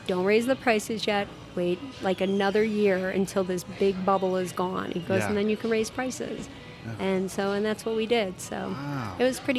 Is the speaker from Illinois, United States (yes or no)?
yes; Chicago, Illinois, United States; now in Arizona, United States; I grew up in Chicago. I grew up in a small town in Chicago. You knew everybody.